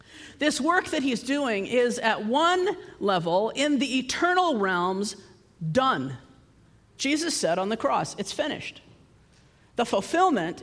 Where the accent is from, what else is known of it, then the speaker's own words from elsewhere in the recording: United States; I come from the United States